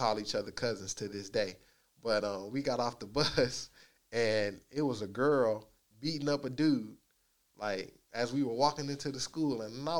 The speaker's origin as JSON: {"language": "English", "town": "Dallas", "region": "Texas", "country": "United States", "tie": "born or raised there", "said": "I grew up and was able to experience a lot of different facets and aspects of Dallas"}